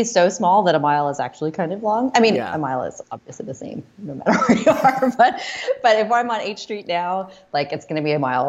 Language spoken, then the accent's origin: English; Groton, Massachusetts, United States; moved away as an adult; also born or lived in India / Indiana; now in Washington, D.C., United States; No, I was raised in Massachusetts. And then I went to school in Indiana. And then I came here after graduation.